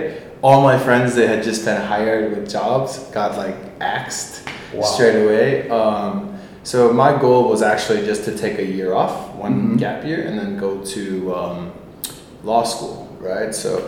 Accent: Michigan, United States; moved away as an adult; also born or lived in Shanghai, China; now in Seoul, South Korea; I'm from Michigan in the U.S. Mm-hmm. originally. I attended Michigan State University. And I graduated in 2008

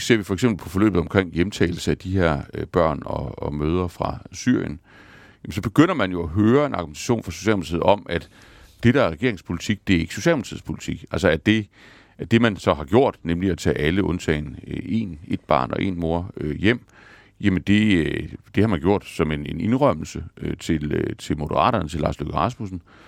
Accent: Denmark; vi som danskere

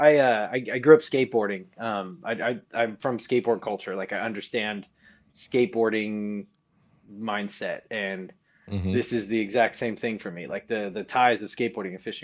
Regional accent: Southern California, United States; I grew up in Southern California

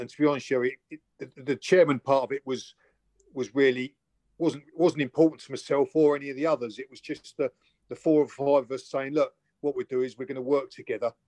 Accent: Chatham, South East England, United Kingdom; also born or lived in Gillingham; I was brought up in Chatham originally, and then mum and dad moved over to Gillingham, and then I went to junior school

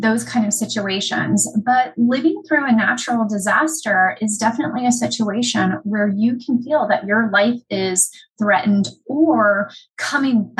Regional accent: United States; My hometown was hit by Hurricane Katrina. My dad was living in New Orleans at the time.

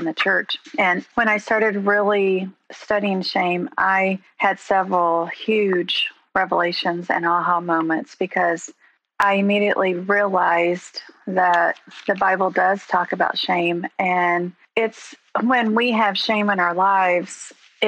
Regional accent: Coweta, Oklahoma, United States; also born or lived in Ponca City, Oklahoma; I was born and raised in Eastern Oklahoma, graduated from Coweta High School

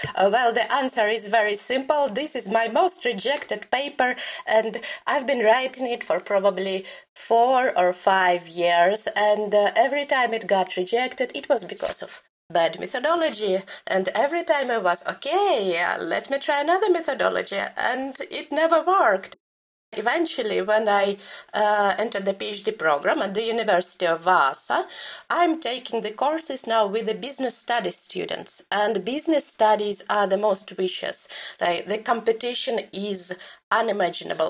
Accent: Belarus; my own experience of growing up in Belarus

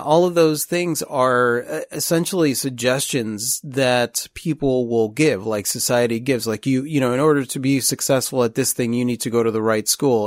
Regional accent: Chicago, Illinois, United States; now in Pensacola, United States; we're from Chicago

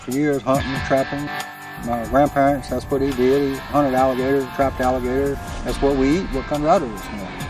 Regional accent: Ponchatoula, Louisiana, United States; I'm from Ponchatoula, Louisiana. One word to describe the swamp: heaven. Born and raised in it, love it. It's home.

